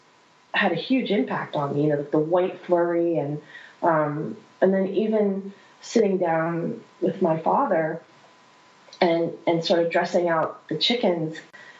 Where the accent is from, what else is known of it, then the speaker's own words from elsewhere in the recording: central Pennsylvania, United States; moved away; I'm from central Pennsylvania originally. So I lived in the middle of nowhere.